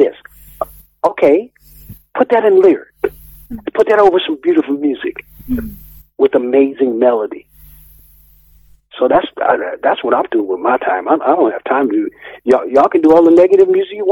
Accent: United States; moved away as an adult; now in Edinburgh, United Kingdom; we don't reciprocate in America like

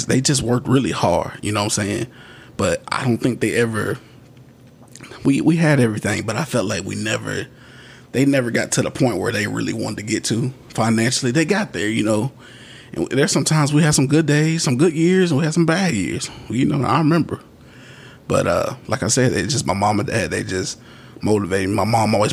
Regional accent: Mississippi, United States; I was born in Mississippi

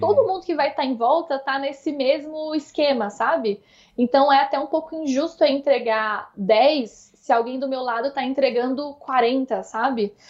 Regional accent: Uberlândia, Minas Gerais, Brazil; moved away as an adult; now in São Paulo, Brazil; Como eu sou de Minas, Uberlândia não é uma cidade minúscula, mas também está longe de ser uma cidade grande

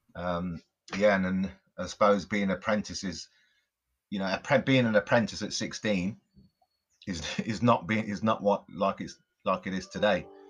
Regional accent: Coventry, West Midlands, United Kingdom; I grew up in Coventry, in the Midlands

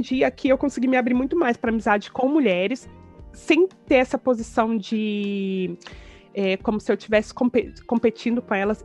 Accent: Brazil; moved away; eu sou brasileiro

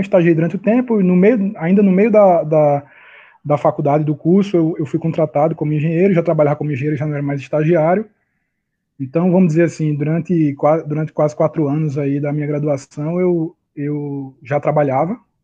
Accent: Recife, Pernambuco, Brazil; eu estou aqui em Recife, eu sou de Recife, eu já estou me estabelecendo em Recife, minha família e tudo mais

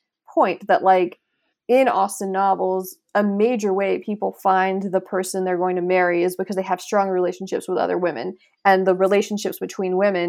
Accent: Mississippi, United States; I grew up in Southern Mississippi. And my sister and I both went to colleges in Southern Mississippi.

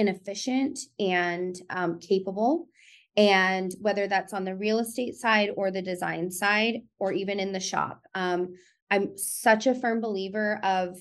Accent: Tucson, Arizona, United States; also born or lived in Phoenix; I'm from Tucson, born and raised

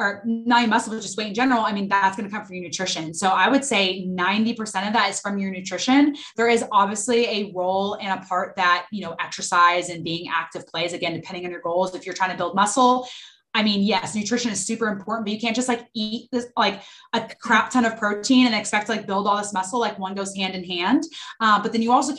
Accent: Dallas, Texas, United States; I'm from Dallas, Texas, born and raised

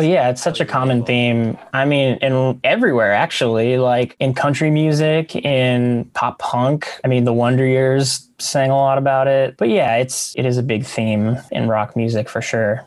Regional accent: near Corpus Christi, South Texas, United States; moved away as an adult; also born or lived in Astoria, Queens, New York; now in New York, United States; I'm from Texas. I grew up in Texas, South Texas, by Corpus Christi

